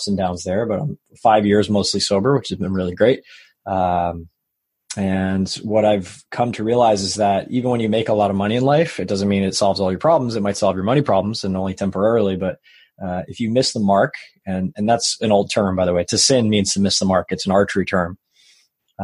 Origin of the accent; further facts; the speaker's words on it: Long Island, New York, United States; So I grew up in New York. on Long Island